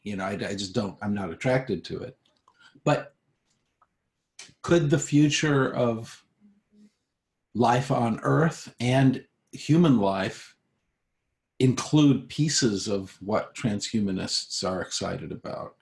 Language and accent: English; United States; I'm an American